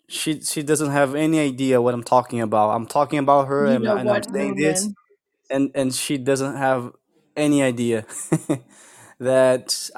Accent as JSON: {"language": "English", "country": "Brazil"}